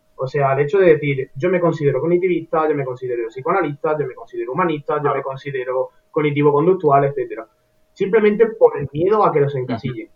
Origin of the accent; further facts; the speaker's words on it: Córdoba, Andalusia, Spain; todos somos de Andalucía, yo soy de Córdoba